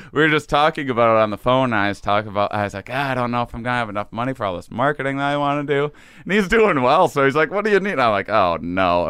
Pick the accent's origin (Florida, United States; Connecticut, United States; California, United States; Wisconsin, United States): Wisconsin, United States; near La Crosse, small town in; moved away as an adult; also born or lived in Boston / New York; I grew up in Wisconsin, small town in Wisconsin.